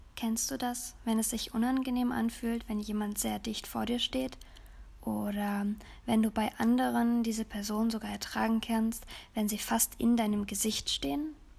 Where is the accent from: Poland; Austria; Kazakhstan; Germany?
Germany; bei uns in Deutschland